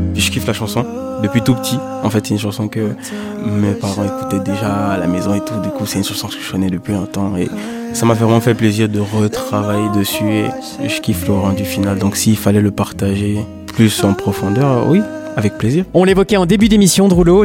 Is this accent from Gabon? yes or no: yes; Gabon; je suis gabonais